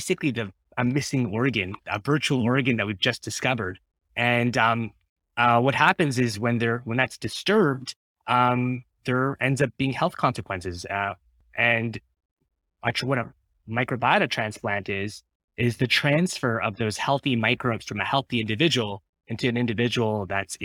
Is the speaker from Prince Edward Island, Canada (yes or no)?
no; Ottawa, Ontario, Canada; I grew up in Ottawa